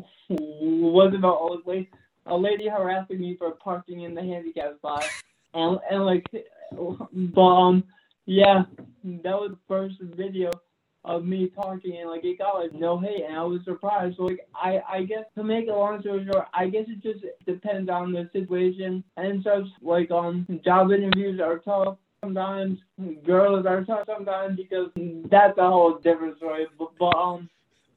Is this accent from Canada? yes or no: no; New England, United States; I'm from New England, so I'm New England across the board.